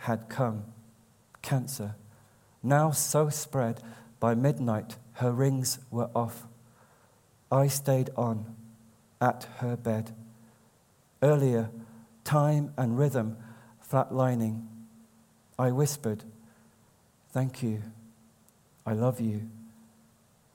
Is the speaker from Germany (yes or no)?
no; Birmingham, West Midlands, United Kingdom; now in Shipley, United Kingdom; I was born in Birmingham